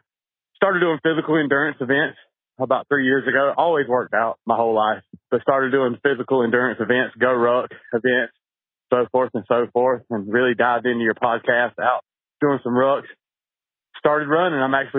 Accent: North Carolina, United States; also born or lived in Asheville; To make a long story short, I was born and raised in Eastern North Carolina. My whole family were farmers. They sold out to factory farming. I moved to Asheville, North Carolina.

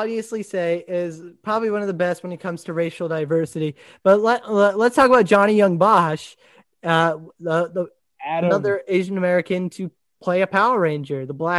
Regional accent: Italy; also born or lived in Japan; as a kid that I grew up in Italy and Japan, like literally I was 8 years old when I went to what's the place called in Rome, Italy, the chapel.

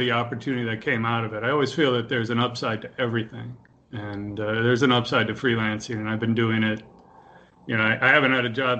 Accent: Chicago, Illinois, United States; also born or lived in Wisconsin; now in Miami, United States; I grew up in Chicago

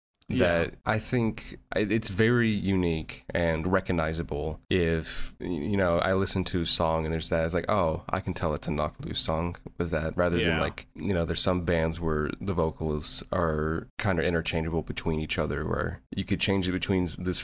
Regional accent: Louisville, Kentucky, United States; I'm from Louisville, Kentucky.

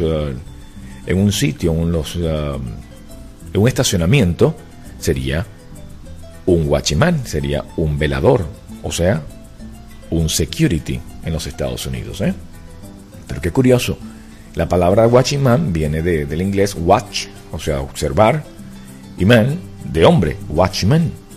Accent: Venezuela; now in United States; la forma de hablar del venezolano. Inclusive una de las cosas que a mí me, da, me llama la atención es que sin darnos cuenta usamos ciertas expresiones

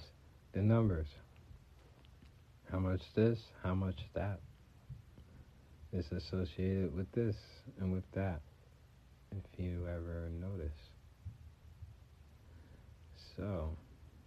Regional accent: Montclair, New Jersey, United States; I'm repping from North Jersey. That is Montclair.

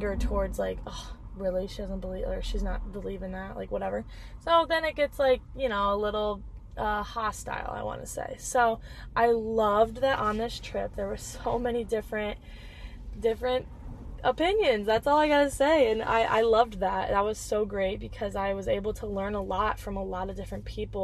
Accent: Dixon, United States; moved away as an adult; also born or lived in Cedar Rapids, Iowa; now in Milwaukee, United States; back home in Dixon, where I live, in my hometown. And then I could also go to my ex-hometown, or my ex-home, Cedar Rapids

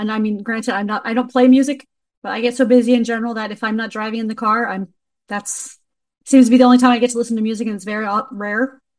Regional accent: Berks County, Pennsylvania, United States; And we're both from the same county in Pennsylvania, Berks County.

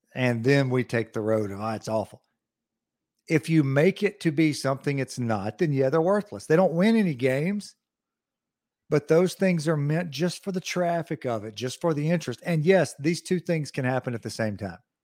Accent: United States; I'm from Lawrence County, so there's a lot of country here

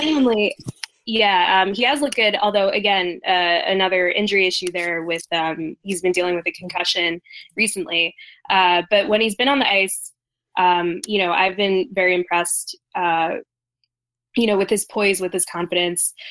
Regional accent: New Jersey, United States; growing up in South Jersey

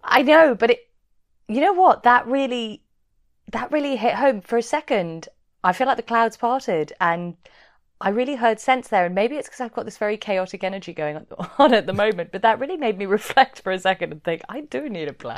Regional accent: London, United Kingdom; I'm from Chiswick

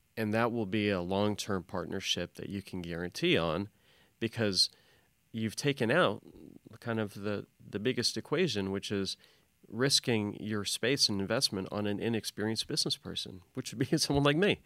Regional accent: Louisville, Kentucky, United States; I'm from, from Louisville, Kentucky.

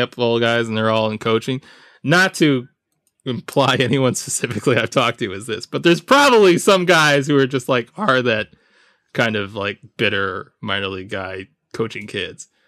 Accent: Jamaica; As a Jamaican

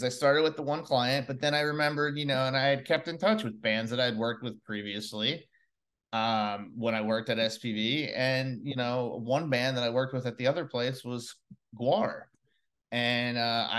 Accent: New Jersey, United States; also born or lived in North Carolina; I'm originally from New Jersey, but I was down in North Carolina, and then I moved back up to take the job.

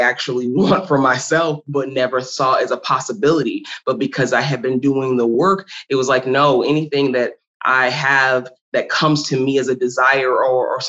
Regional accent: Kenner, Louisiana, United States; also born or lived in New Orleans, Louisiana; I'm born and raised in New Orleans, Louisiana, more specifically out of Kenner, Louisiana

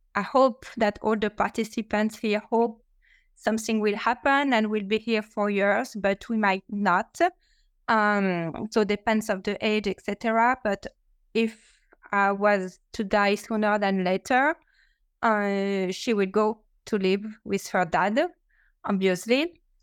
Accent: France; English is a second language; now in New York, United States; with my accent that I'm not uh, American, I'm French, but I'm living in in New York

